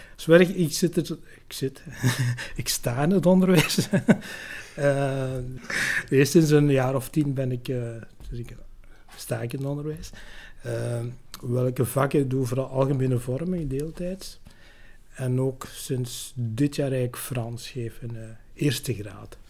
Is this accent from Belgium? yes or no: yes; Tessenderlo, Flanders, Belgium; also born or lived in Lubumbashi, Congo; ik ben eigenlijk opgegroeid vooral de Senderlo, dus bij Ham